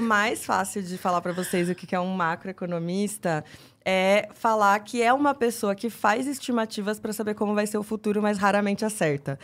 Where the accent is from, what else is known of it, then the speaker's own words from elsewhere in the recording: São Roque, São Paulo, Brazil; moved away; also born or lived in Jundiaí / Campinas; Eu é, sou de São Roque, que é interior de São Paulo